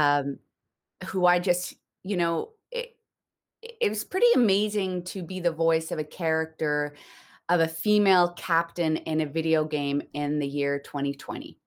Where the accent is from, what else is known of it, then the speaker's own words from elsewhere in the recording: Newfoundland and Labrador, Canada; I grew up in Newfoundland